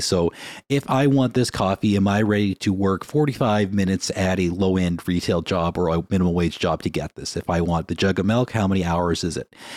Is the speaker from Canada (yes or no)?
yes; Winnipeg, Manitoba, Canada; now in Vancouver, Canada; when we grew up in Winnipeg